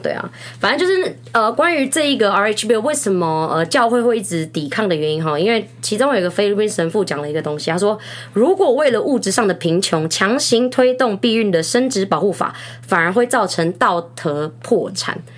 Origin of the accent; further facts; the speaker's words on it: Taiwan; 其实像我们台湾人，我们， 我们甚至是结婚之前，我们就已经谈好我们要几个小孩了